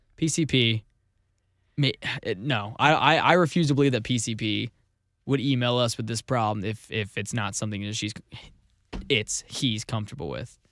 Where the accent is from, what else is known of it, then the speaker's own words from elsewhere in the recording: Missouri, United States; I'm from Missouri.